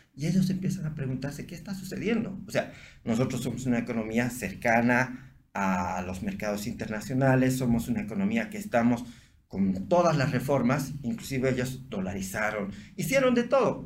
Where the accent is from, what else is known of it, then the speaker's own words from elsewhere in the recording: Bolivia; yo soy de la Cámara de Santa Cruz, de Bolivia, y este es mi país